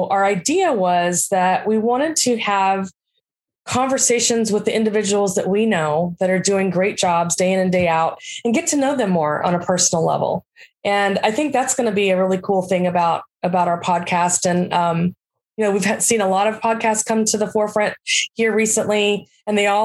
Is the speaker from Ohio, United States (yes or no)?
no; near San Antonio, South Texas, United States; I grew up in South Texas, just south or actually north, west of San Antonio.